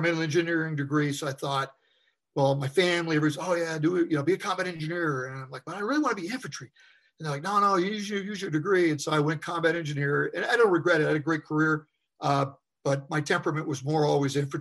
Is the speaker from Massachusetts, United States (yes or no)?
no; Vermont, United States; I grew up in Vermont, actually a sixth generation Vermonter